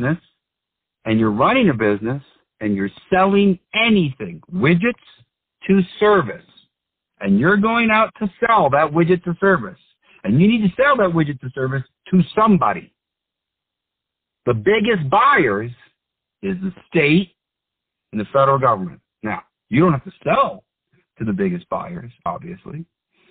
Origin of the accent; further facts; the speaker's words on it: Florida, United States; I'm from Florida